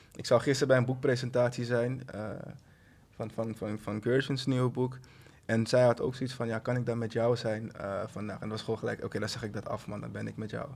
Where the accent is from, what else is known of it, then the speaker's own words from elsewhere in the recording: Suriname; ik ben van Suriname.